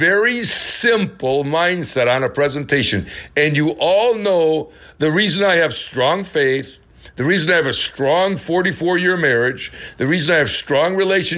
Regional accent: Milwaukee, Wisconsin, United States; I grew up in Milwaukee, Wisconsin

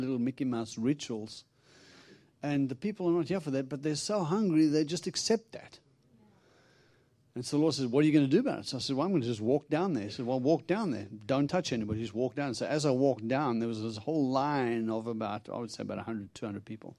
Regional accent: South Africa; moved away as an adult; now in United States; where I come from originally, I'm from South Africa. I've been in America now 20 years

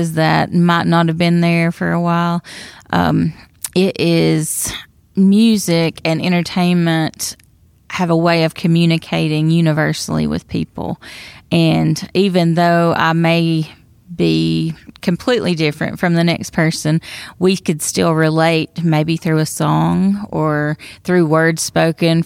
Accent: Traphill, North Carolina, United States; I am a Wilkes County native. I was born and raised in Trapp Hill, North Carolina, near Stone Mountain

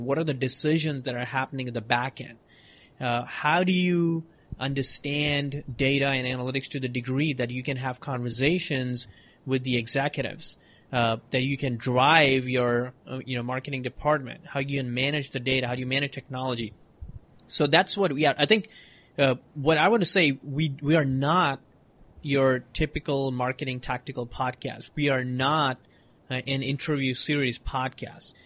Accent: Mumbai, Maharashtra, India; moved away as an adult; I was born in India in Mumbai and uh, you know big city and all those craziness, a lot of people. And I grew up there.

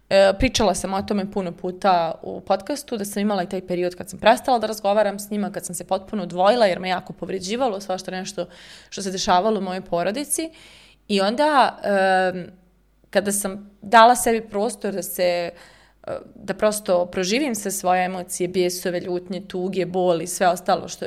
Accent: Kosovo; born there; ja sam djelomično iz Srbije, jeli rođena sam na Kosovu

